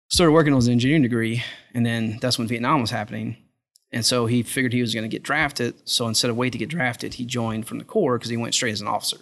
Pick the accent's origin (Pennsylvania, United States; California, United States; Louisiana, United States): Louisiana, United States; South; moved away; also born or lived in Texas; grew up in South Louisiana.